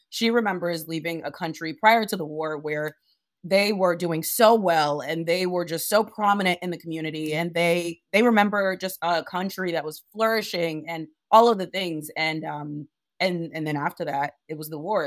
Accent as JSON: {"language": "English", "town": "Providence", "region": "Rhode Island", "country": "United States", "tie": "born or raised there", "also_born_or_lived": "Monrovia, Liberia", "said": "I grew up in Providence, Rhode Island"}